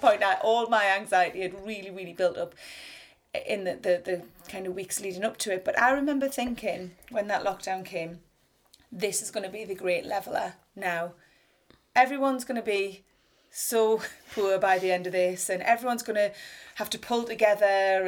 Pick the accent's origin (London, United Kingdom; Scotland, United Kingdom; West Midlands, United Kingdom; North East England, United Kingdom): North East England, United Kingdom; the Northeast; I'm a writer from the Northeast